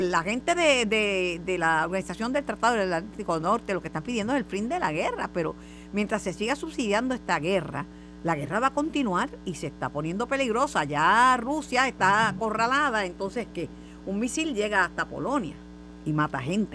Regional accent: Puerto Rico; como puertorriqueña y como, como amante de, de esta patria

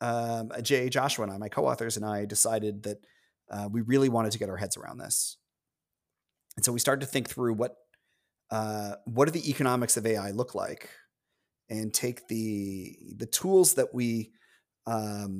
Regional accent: Toronto, Ontario, Canada; also born or lived in Chicago; I grew up in Toronto.

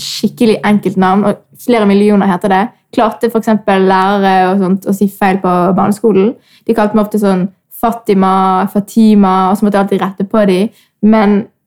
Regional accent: Bergen, Vestland, Norway; født og oppvokst i Bergen

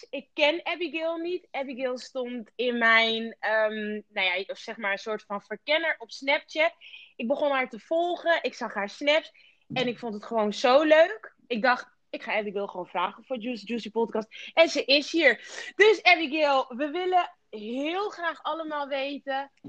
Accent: Rotterdam, South Holland, Netherlands; ik kom uit Rotterdam.

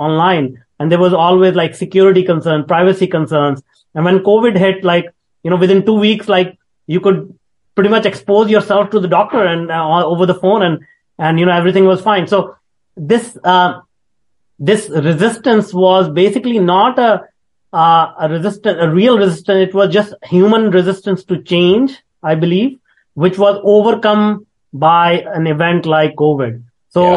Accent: India; moved away; I was born in India in a very, very small town

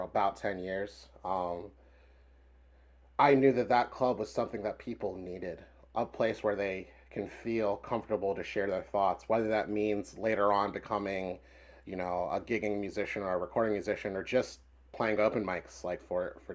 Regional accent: Philadelphia, Pennsylvania, United States; I grew up in the Wadsworth Mount Airy part of Philly

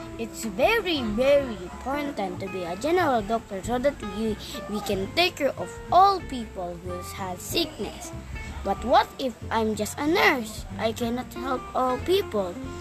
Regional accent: United Arab Emirates; I am from Abu Dhabi, Dubai

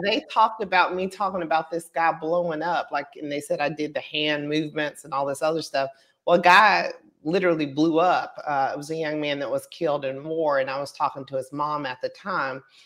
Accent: Pensacola, Florida, United States; I was born in Pensacola

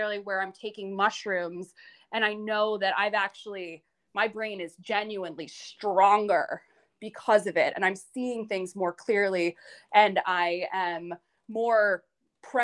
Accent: north of New York City, United States; I grew up north of New York City in a bit of a blue collar town.

